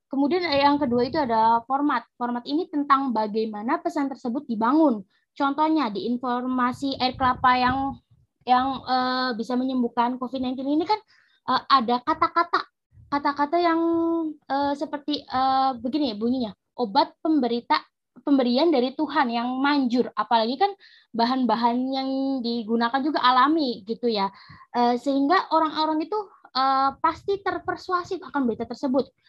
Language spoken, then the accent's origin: Indonesian; Indramayu, West Java, Indonesia; asal gue dari Indramayu dan gue uh, sekarang uh, menjadi mahasiswa Universitas Pajajaran.